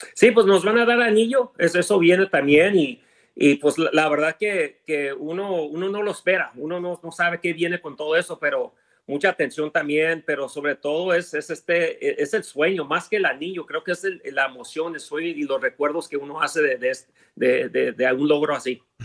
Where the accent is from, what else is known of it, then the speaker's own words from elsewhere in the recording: Los Angeles, California, United States; also born or lived in Chihuahua (parents); Yo nací en Los Ángeles, pero todos son Chihuahua